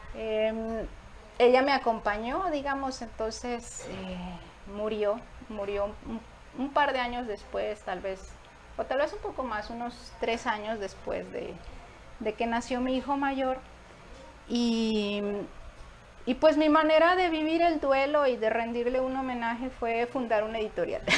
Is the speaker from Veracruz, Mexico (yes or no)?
yes; Tantoyuca, Veracruz, Mexico; born or raised there; also born or lived in Tamaulipas; now in Nuevo León, Mexico